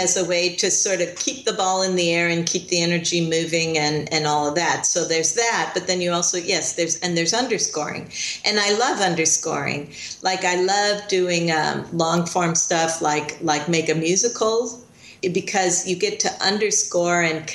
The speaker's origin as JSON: {"language": "English", "town": "Chicago", "region": "Illinois", "country": "United States", "tie": "born or raised there", "moved": "yes", "said": "I grew up in Chicago and I started out there."}